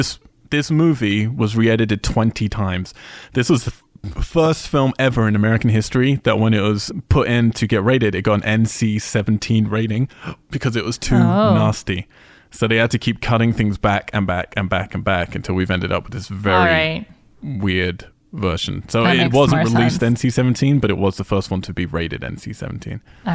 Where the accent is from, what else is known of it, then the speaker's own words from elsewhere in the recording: United Kingdom; I'm British